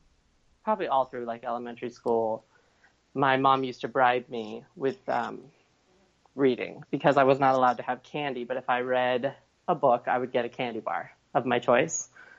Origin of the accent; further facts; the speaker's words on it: Visalia, California, United States; I grew up in Visalia, California, which is, if you know California at all, there's sort of this, I call it the death pit or the armpit.